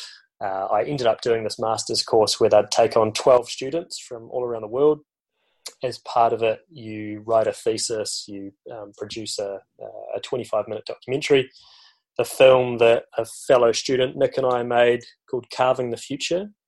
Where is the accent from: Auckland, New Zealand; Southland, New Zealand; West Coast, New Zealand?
West Coast, New Zealand; Granity; I grew up in the South Island of New Zealand, down on the West Coast, in a tiny little town called Granity